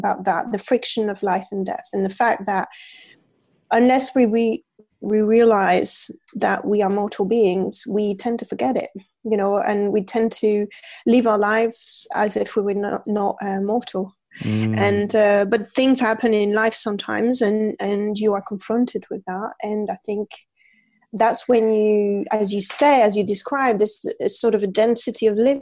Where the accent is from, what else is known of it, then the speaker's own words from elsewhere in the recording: France; moved away as an adult; also born or lived in London, United Kingdom; now in Paris, France; I'm from France, and when I moved to England, I was 20 years old